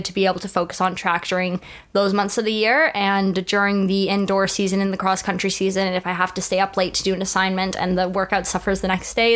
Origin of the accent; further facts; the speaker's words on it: Toronto, Ontario, Canada; moved away as an adult; now in Scotland; Growing up in Toronto and going to high school here